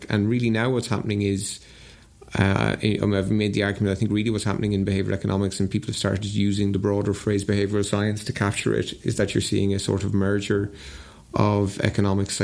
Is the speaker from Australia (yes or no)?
no; Ireland; growing up in Ireland in the 80s